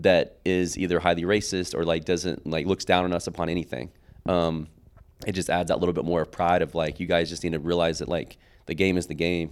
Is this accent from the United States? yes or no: yes; Oklahoma City, Oklahoma, United States; I came from Capitol Hill